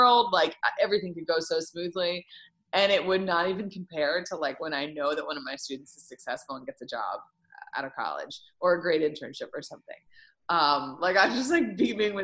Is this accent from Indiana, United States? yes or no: yes; Bloomington, Indiana, United States; I'm from Bloomington